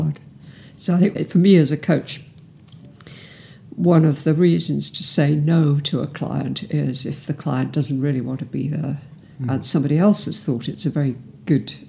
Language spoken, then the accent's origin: English; Cardiff, Wales, United Kingdom; moved away as an adult; also born or lived in Bristol; I'm from South Wales, from Cardiff. And I escaped from Cardiff at 18